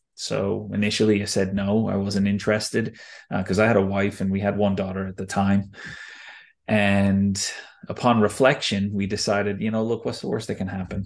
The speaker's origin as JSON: {"language": "English", "country": "United States", "tie": "born or raised there", "moved": "yes", "said": "growing up in the States"}